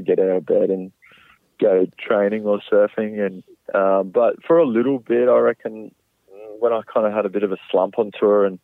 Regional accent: Brisbane, Queensland, Australia; growing up in Australia and, yeah, bit of a Brisbane boy at heart

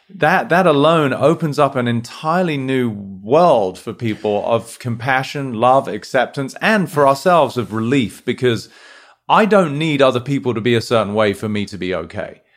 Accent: United Kingdom; moved away as an adult; now in United States; as domicile Brit, you know, we were brought up in a sort of relatively reserved way, right? Like, having come here to the States

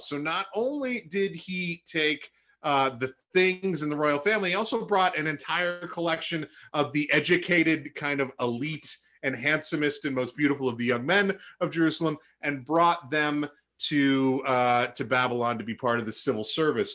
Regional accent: Charlottetown, Prince Edward Island, Canada; now in Edmonton, Canada; I grew up outside Charlottetown, Prince Edward Island

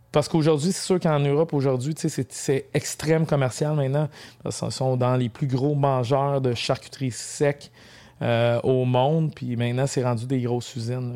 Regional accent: Mont-Laurier region, Quebec, Canada; je suis de la région de Mont-Laurier. C'est sûr, je suis pas natif de Mont-Laurier.

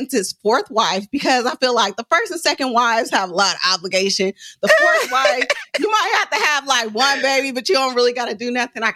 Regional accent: Oakland, California, United States; I'm from West Oakland

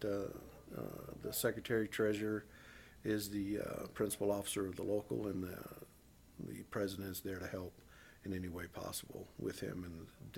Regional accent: North Carolina, United States; because I came from a military family, and I grew up in North Carolina where one of the least unionized state in America.

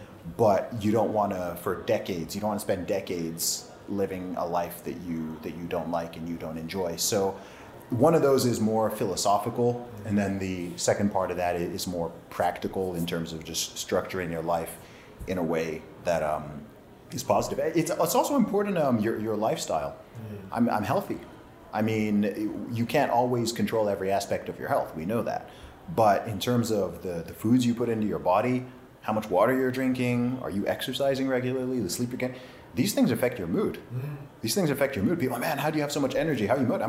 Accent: Saudi Arabia; also born or lived in England; So I was born in England, raised in Saudi Arabia. My family background is from Nigeria.

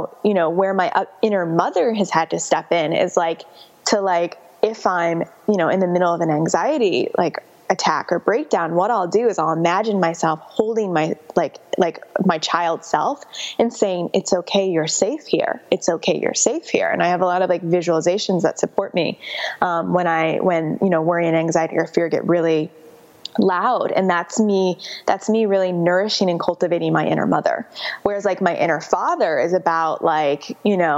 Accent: Chicago, Illinois, United States; moved away as an adult; also born or lived in San Francisco; I grew up in Chicago, worked at a digital agency and then moved to San Francisco for tech

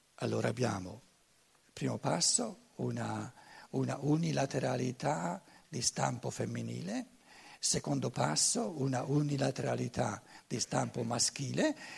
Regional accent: Germany; Italian is a second language; io vengo dalla Germania, e devo imparare, ri, riimparare l'italiano

